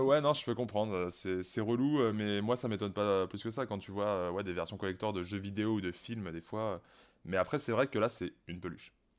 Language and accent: French; Brittany, France; je suis breton moi-même